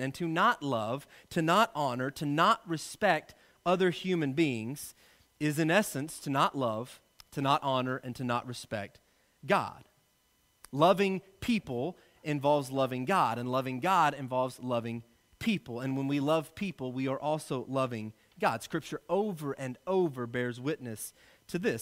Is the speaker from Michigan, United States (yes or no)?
no; Arkansas, United States; I'm from Arkansas.